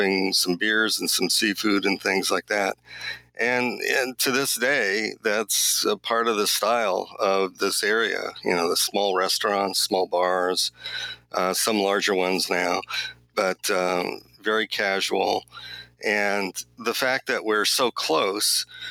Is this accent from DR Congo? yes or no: no; Glendale, California, United States; also born or lived in Boston, Massachusetts / Glasgow, Scotland; now in Half Moon Bay, United States; I'm originally from Glendale, California, which is not anywhere near the coast of Los Angeles